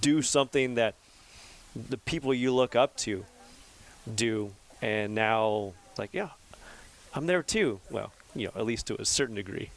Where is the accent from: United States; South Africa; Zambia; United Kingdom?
United States; Central Valley, California; I was born and raised in the Central Valley